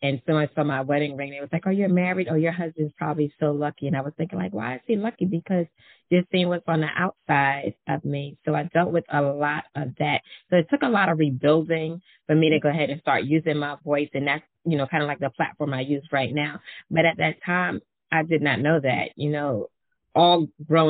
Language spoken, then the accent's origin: English; New York City, New York, United States; I'm from Brooklyn, New York, so I have some fire in me anyway